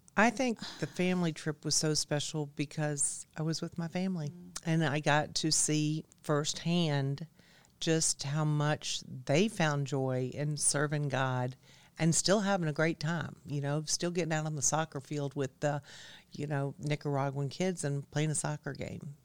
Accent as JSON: {"language": "English", "area": "DeKalb County", "region": "Georgia", "country": "United States", "also_born_or_lived": "Virgin Islands / Hilton Head, South Carolina", "said": "I'm from DeKalb County"}